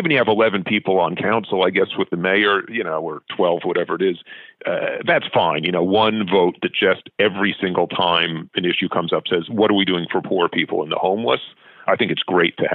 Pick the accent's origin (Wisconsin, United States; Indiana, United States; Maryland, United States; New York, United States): New York, United States; New York City; now in Vancouver, Canada; I grew up in New York City